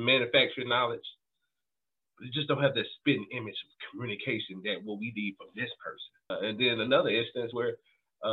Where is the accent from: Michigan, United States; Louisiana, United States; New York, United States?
New York, United States; I'm from New York, so I'm a fast talker by nature